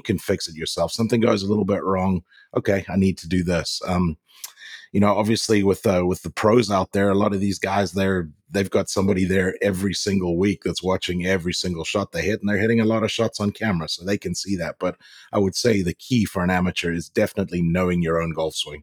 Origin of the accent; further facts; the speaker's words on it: Zimbabwe; now in United States; growing up in Africa